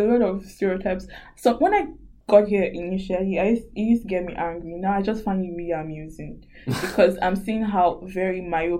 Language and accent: English; Nigeria; English is a second language; moved away as an adult; now in Sydney, Australia; Because that in Nigeria, we all speak English.